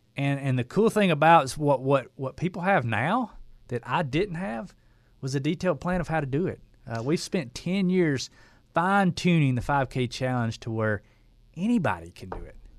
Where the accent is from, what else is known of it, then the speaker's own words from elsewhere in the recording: Dalton, Georgia, United States; I was a builder from Dalton, Georgia